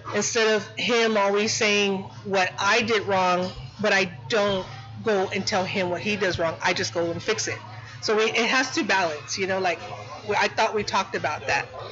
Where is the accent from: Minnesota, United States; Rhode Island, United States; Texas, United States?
Texas, United States; San Antonio; I'm from Southtown. I have my studio out there